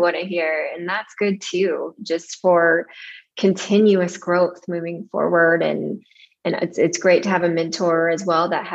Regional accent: Odessa, Texas, United States; moved away as an adult; also born or lived in Austin, Texas; growing up in Odessa in West Texas

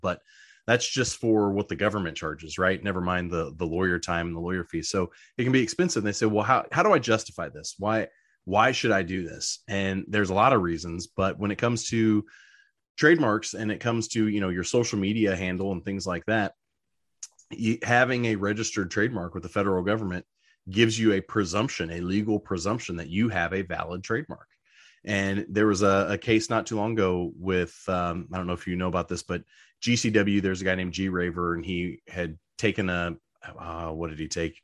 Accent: Southern Indiana, United States; Growing up in Southern Indiana

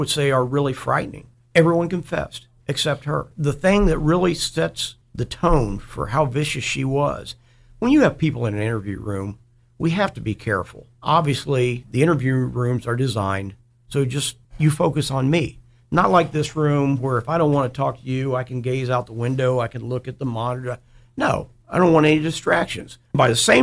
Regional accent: Dayton, Ohio, United States; I grew up in East Dayton

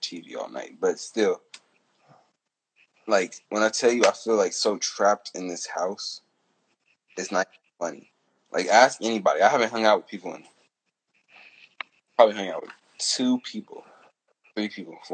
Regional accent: the East, California, United States; I'm from the East

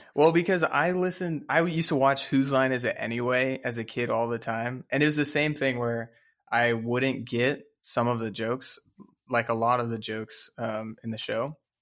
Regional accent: Dallas, Texas, United States; I'm also from Dallas, Texas. We're both from Dallas, Texas.

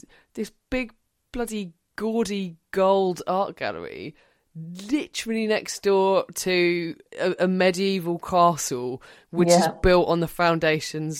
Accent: Harwich, East of England, United Kingdom; I am from Essex myself. I grew up in Harwich.

